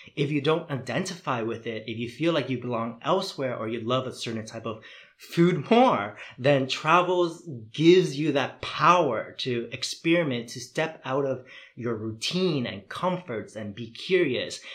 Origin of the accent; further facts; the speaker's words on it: Toronto, Ontario, Canada; moved away as an adult; also born or lived in Vietnam; now in Netherlands; growing up in Toronto